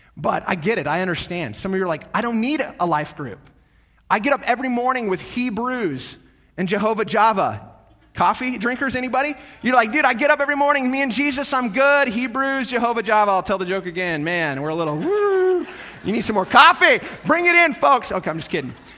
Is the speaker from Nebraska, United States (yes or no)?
yes; North Platte, Nebraska, United States; growing up in North Platte, I'm the oldest of, there's three of us, three boys